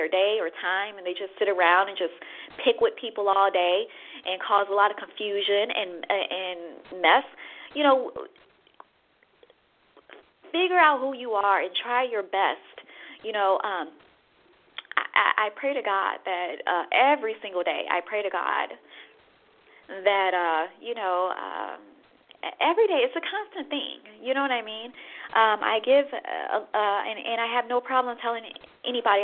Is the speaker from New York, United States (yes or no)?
no; Chicago, Illinois, United States; I'm from the Midwest, Chicago